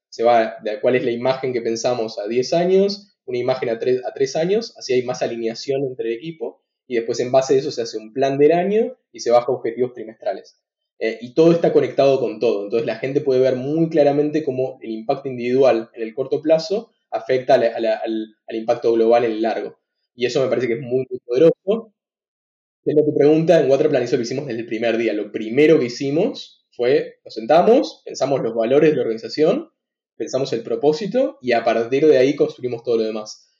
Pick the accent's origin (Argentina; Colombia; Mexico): Argentina; soy argentino, fui al Instituto de nuevo Buenos Aires